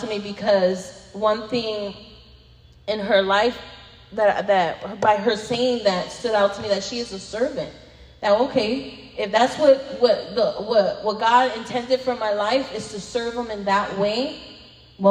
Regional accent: Chicago, Illinois, United States; I'm from Chicago

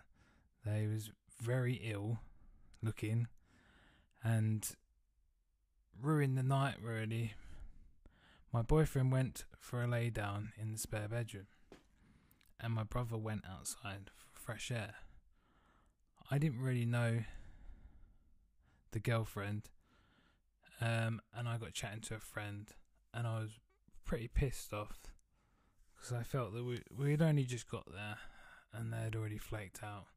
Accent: Southend-on-Sea, East of England, United Kingdom; moved away; I'm going back to Southend-on-Sea, which is where I'm from

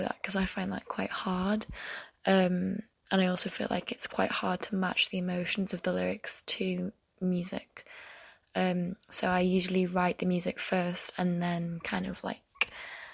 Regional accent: York, Yorkshire and the Humber, United Kingdom; moved away as an adult; now in Leeds, United Kingdom; I'm from Yorkshire. I'm originally from York, but I live in Leeds now for uni

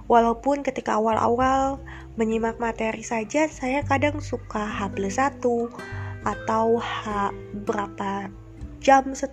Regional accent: Bandung, West Java, Indonesia; posisi saya saat ini sedang di Bandung dan memang asalnya saya juga asli orang Bandung

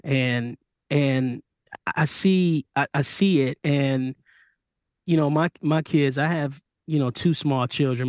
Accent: Michigan, United States; I grew up in Michigan

